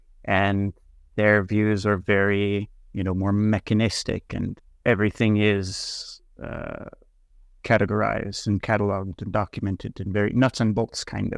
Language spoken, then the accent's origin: English; Denver, Colorado, United States; moved away as an adult; now in Tartu, Estonia; So I grew up, I was born and raised in Denver, Colorado in the United States. My family on my dad's side is Native American and Mexican descent. We go back many, many generations in the area.